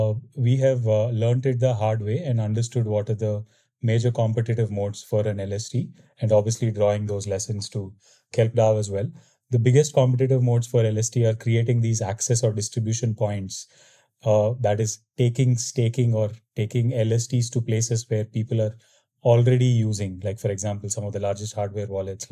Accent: Bangalore, Karnataka, India; Yeah, I'm originally from Bangalore, India.

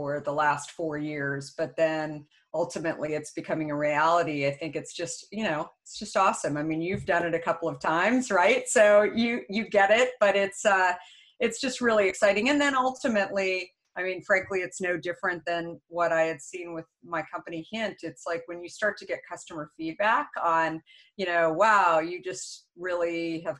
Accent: Phoenix, Arizona, United States; also born or lived in Minneapolis, Minnesota / Tempe, Arizona; I grew up actually in Phoenix, Scottsdale.

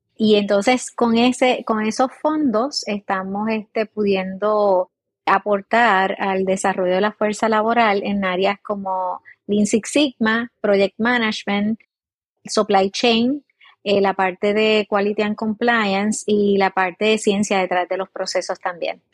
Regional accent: San Sebastián, Puerto Rico; nací en el área oeste, soy de San Sebastián de las Vegas del Pepino, acá en Puerto Rico

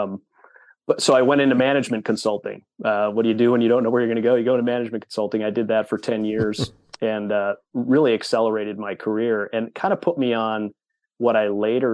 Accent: Wisconsin, United States; born and raised in Wisconsin. I am a lifelong Wisconsinite

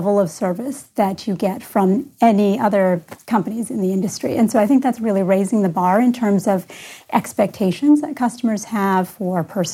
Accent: Canada; moved away as an adult; also born or lived in California; now in Columbus, United States; I grew up in Canada

